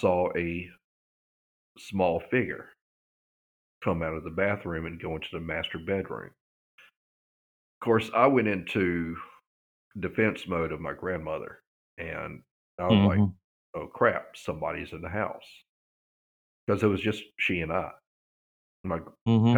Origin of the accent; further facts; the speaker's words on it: Vicksburg, Mississippi, United States; growing up in Vicksburg